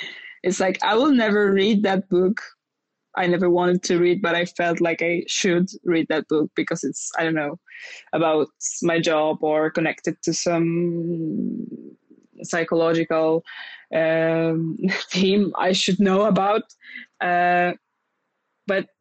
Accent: Lublin, Lublin Voivodeship, Poland; now in Warsaw, Poland; my hometown is the place, and the place that's always in my heart is Lublin.

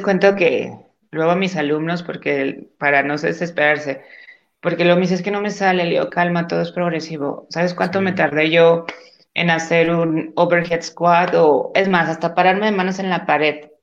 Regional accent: Gómez Palacio, Durango, Mexico; moved away as an adult; also born or lived in Torreón, Coahuila; now in Mexico City, Mexico; yo soy de Gómez Palacio, Durango

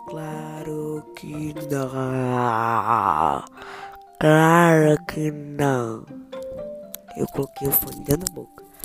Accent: Portugal; Eu sou português de Portugal. Eu também falo português de Portugal.

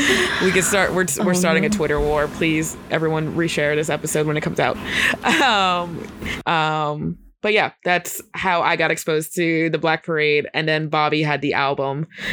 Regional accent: Montgomery, New York, United States; Shout out to Montgomery, New York. Not really my home, whatever, who cares. I went to school in Montgomery, New York.

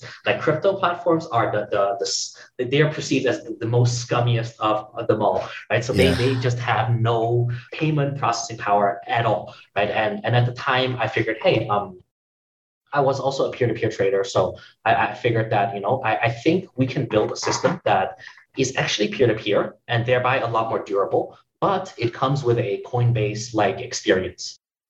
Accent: Nanjing, Jiangsu, China; moved away; also born or lived in Hong Kong / Singapore; I'm from China.

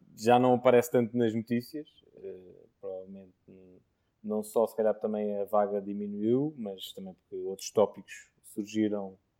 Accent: Portugal; Mas como português fico contente

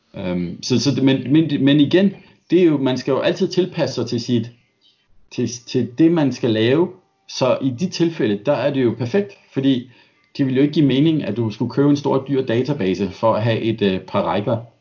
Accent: Denmark; now in Australia; jeg er dansker

